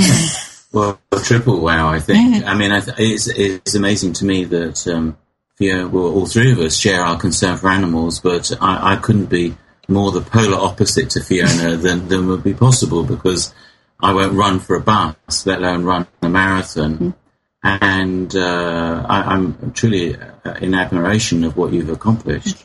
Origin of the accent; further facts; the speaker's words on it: England, United Kingdom; in my hometown in England